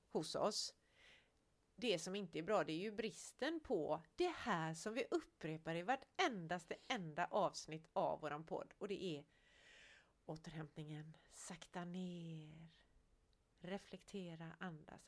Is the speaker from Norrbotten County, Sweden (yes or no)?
no; Gothenburg, Västra Götaland, Sweden; Jag är ändå från Göteborg